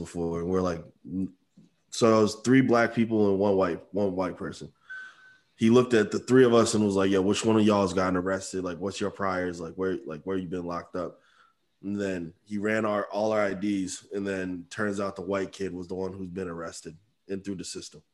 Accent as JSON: {"language": "English", "town": "Amherst", "region": "Massachusetts", "country": "United States", "tie": "born or raised there", "said": "we're townies, we're from Amherst"}